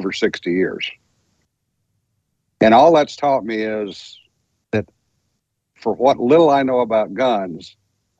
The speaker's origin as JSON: {"language": "English", "region": "Louisiana", "country": "United States", "said": "I'm just a dumb old country boy from Louisiana"}